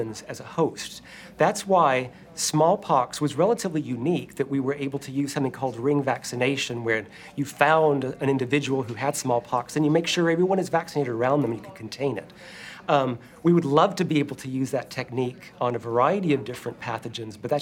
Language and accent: English; Atlanta, Georgia, United States; I grew up in Atlanta